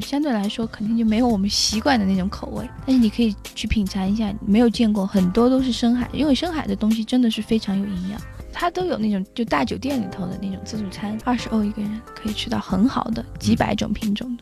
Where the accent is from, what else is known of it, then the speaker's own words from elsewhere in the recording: China; 我们中国人